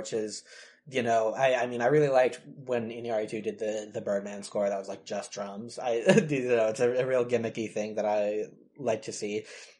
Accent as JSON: {"language": "English", "town": "Detroit", "region": "Michigan", "country": "United States", "said": "I'm from Detroit"}